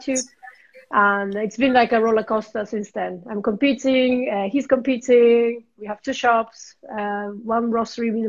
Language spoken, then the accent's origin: English; Japan; English is a second language; moved away as an adult; also born or lived in London; now in Switzerland; I'm originally from Japan. It's been almost 10 years I live in Switzerland.